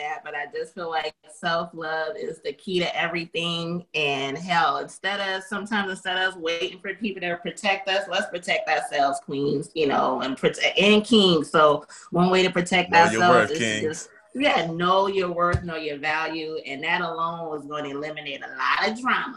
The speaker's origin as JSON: {"language": "English", "town": "New Orleans", "region": "Louisiana", "country": "United States", "said": "I'm from New Orleans"}